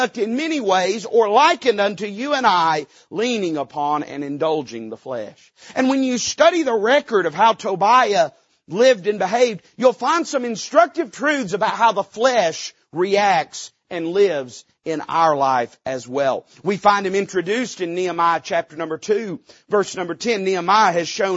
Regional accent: Appalachia, United States; I'm an Appalachian American

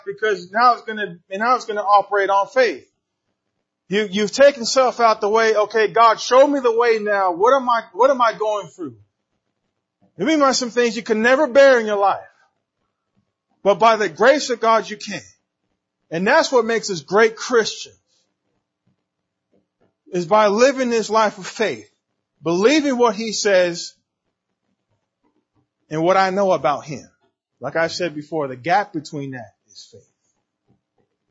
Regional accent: San Diego, California, United States; I'm from San Diego

